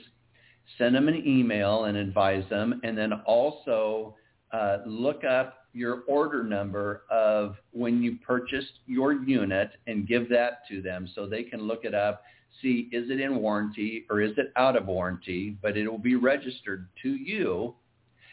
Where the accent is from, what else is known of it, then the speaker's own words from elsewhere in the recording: Iowa, United States; moved away; we're both originally from Iowa